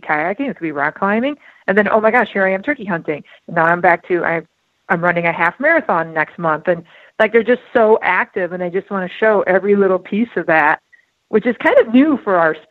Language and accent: English; South Dakota, United States; also born or lived in Milwaukee, Wisconsin; now in Twin Cities, Minnesota, United States; I grew up in South Dakota, so I grew up in a hunting family.